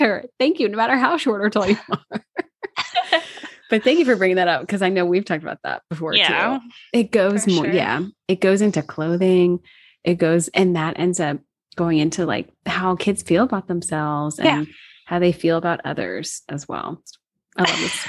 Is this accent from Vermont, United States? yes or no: no; Washington, District of Columbia, United States; moved away; DC, which is my hometown.